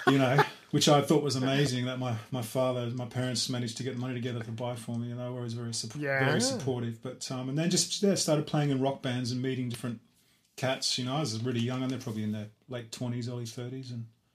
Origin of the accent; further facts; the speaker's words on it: Mudgee, New South Wales, Australia; moved away as an adult; also born or lived in Coffs Harbour / Armidale; now in London, United Kingdom; pretty much grew up from the age of nine in a little country, beautiful country town in Australia called Mudgee, which is in the New South Wales.